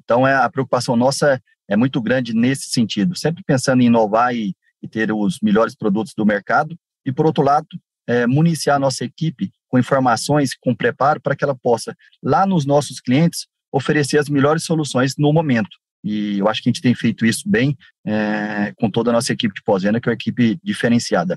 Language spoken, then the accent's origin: Portuguese; Araxá, Minas Gerais, Brazil; moved away as an adult; also born or lived in Goiás; now in Rondonópolis, Brazil; passei uma parte da minha vida em Minas, nascido em Araxá